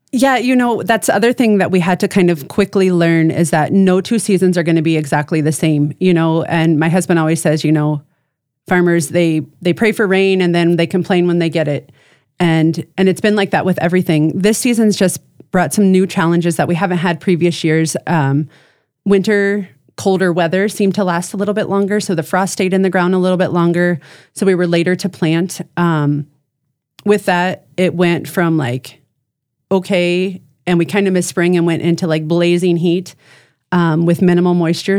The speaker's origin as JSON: {"language": "English", "region": "Ohio", "country": "United States", "tie": "born or raised there", "also_born_or_lived": "Chicago, Illinois", "moved": "as an adult", "lives_now": "Brandon, South Dakota, United States", "said": "I was born and raised in Ohio."}